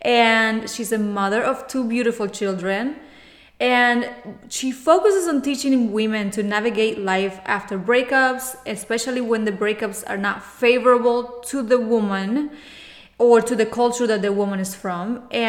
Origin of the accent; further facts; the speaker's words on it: Cuba; English is a second language; moved away; because I know when I came from Cuba 20 years ago, the first year was very, very rough for me.